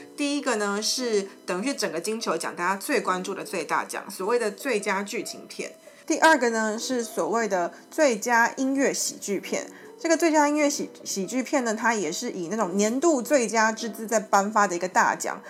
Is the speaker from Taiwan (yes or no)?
yes; Taiwan; 我们有说台湾是有法律规定我们的国语是什么的哦